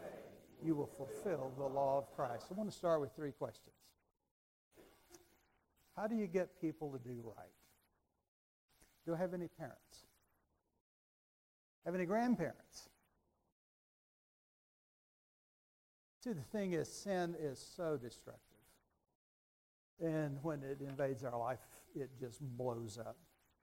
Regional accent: Raton, New Mexico, United States; moved away as an adult; from Raton, from where? 28 years old

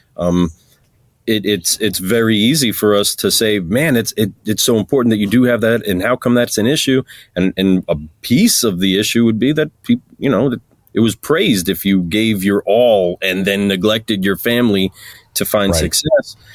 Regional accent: New York, United States; I'm a New Yorker

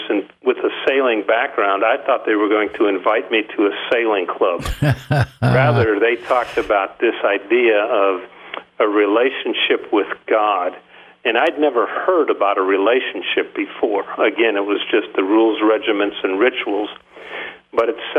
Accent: Chicago, Illinois, United States; now in Columbia, United States; I grew up in the Chicago area

